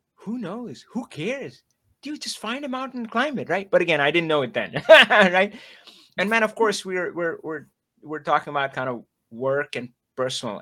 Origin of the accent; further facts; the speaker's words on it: India; moved away; I grew up in India